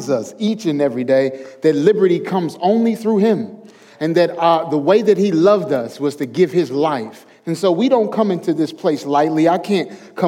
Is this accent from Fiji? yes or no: no; St. Louis, Missouri, United States; moved away as an adult; now in the South, United States; I'm from St. Louis, Missouri